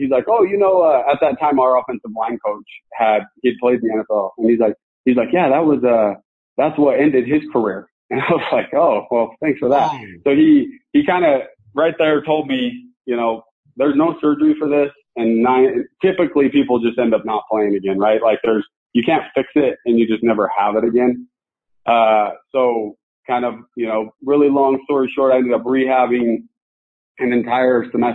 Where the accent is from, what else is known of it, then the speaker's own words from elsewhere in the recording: Utah, United States; I grew up here in Utah